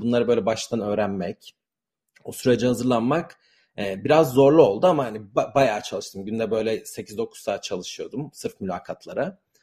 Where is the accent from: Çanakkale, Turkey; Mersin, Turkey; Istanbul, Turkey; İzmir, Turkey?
Istanbul, Turkey; moved away as an adult; now in San Francisco, United States; Ben e, Türkiye'de yani İstanbul'da doğdum, büyüdüm ve Amerika taşınana kadar aslında aynı sokakta doğdum ve yaşadım.